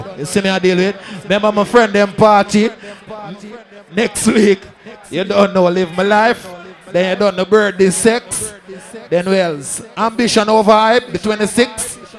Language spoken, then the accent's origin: English; Georgetown, Demerara-Mahaica, Guyana; I'm from Georgetown, Guyana. I'm a Sagittarius.